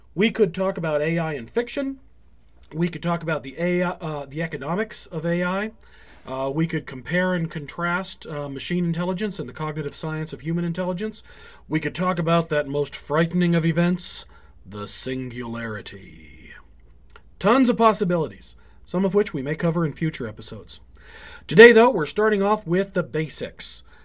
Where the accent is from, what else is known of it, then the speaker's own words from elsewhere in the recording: United States; now in Canada; being an American in Canada